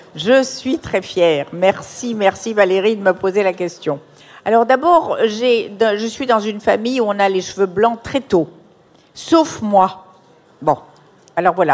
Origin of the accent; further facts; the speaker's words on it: Morocco; dans mon enfance au Maroc